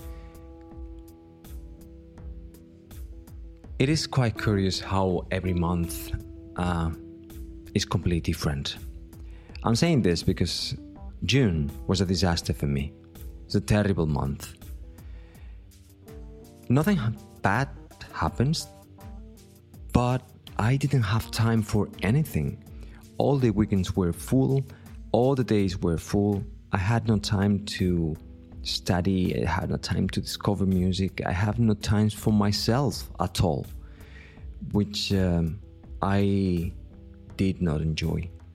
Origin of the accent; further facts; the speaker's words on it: Vilanova i la Geltrú, Catalonia, Spain; a music festival that happens in my hometown here